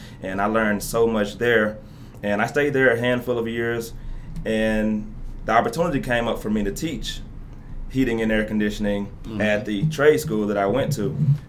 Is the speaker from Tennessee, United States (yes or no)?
yes; Memphis, Tennessee, United States; So, of course, I grew up in Memphis, you know that, in the Westwood area.